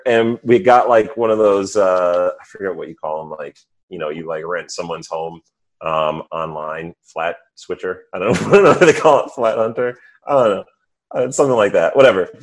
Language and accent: English; suburbs of New York City, United States; also born or lived in Missouri; I grew up mostly in the suburbs of New York City